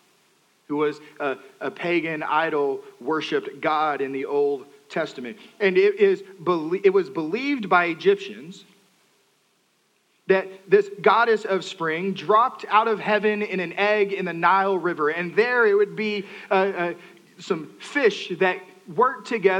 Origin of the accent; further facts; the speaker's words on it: Texas, United States; moved away; I'm from Texas